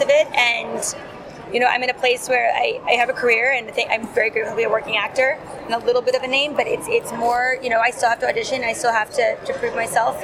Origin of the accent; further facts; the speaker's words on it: United States; As an American